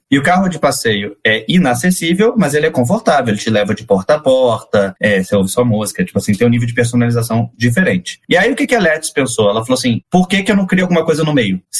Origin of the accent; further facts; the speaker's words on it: Rio de Janeiro, Brazil; now in São Paulo, Brazil; Então, eu sou carioca que gosta de São Paulo, tá?